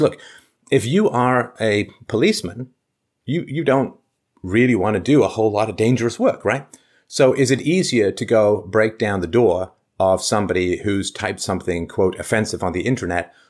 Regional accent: London, United Kingdom; I grew up in London

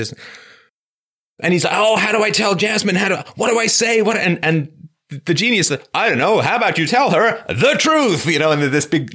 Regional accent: England, United Kingdom; I grew up in England

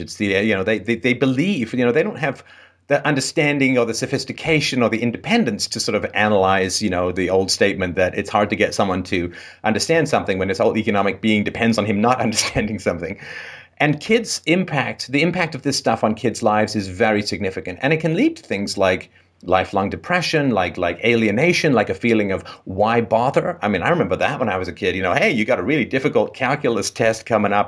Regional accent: England, United Kingdom; I grew up in England in the, I was born in the late sixties

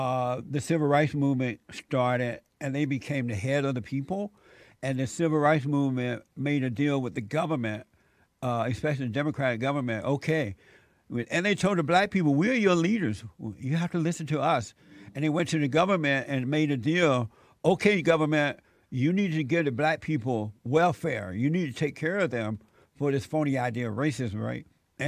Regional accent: Alabama, United States; moved away as an adult; now in Los Angeles, United States; I remember once when I moved from Alabama to Los Angeles in my early 20s, I met friends and I ended up smoking pot.

